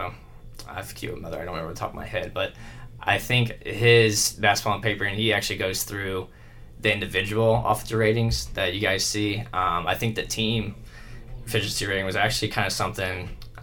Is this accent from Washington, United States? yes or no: no; New Palestine, Indiana, United States; I was originally born and raised in New Palestine